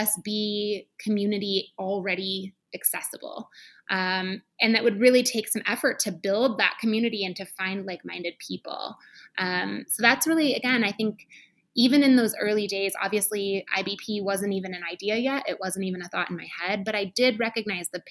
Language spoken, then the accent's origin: English; Michigan, United States; moved away as an adult; also born or lived in Chicago; I went to a Paul Mitchell school in Michigan, where I'm from